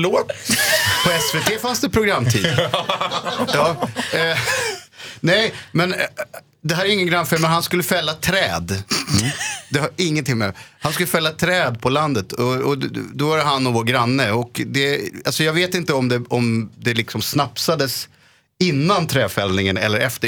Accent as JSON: {"language": "Swedish", "region": "Småland", "country": "Sweden", "tie": "born or raised there", "said": "när jag var barn i Småland"}